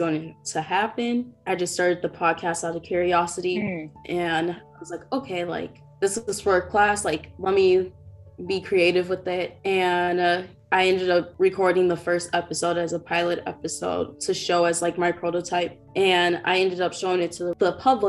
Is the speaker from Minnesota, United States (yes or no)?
yes; Minneapolis, Minnesota, United States; also born or lived in North Dakota; I am originally from Minneapolis. So that's where I live